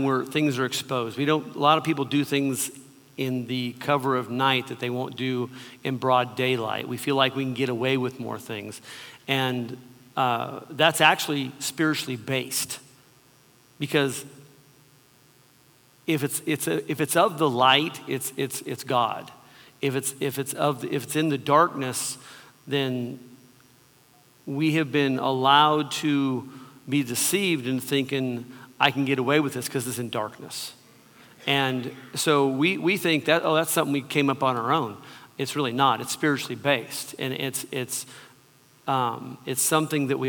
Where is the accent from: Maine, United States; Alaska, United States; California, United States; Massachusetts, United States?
California, United States; Southern; I grew up in Southern California, in the early 60s or mid 60s.